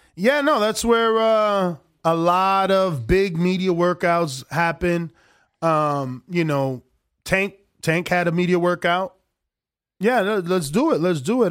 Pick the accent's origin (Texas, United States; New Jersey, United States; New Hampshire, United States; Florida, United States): New Jersey, United States; moved away as an adult; now in Las Vegas, United States; I'm originally from the New Jersey, which is like the tri-state area